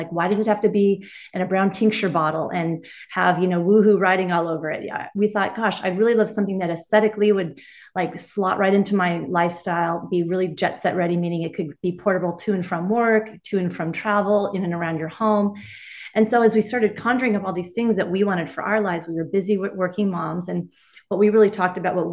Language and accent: English; Laguna Beach, California, United States; I'm from Laguna Beach.